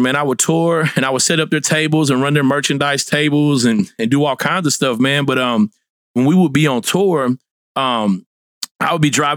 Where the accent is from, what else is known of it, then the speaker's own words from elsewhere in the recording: Fort Smith, Arkansas, United States; I'm from Fort Smith, Arkansas, originally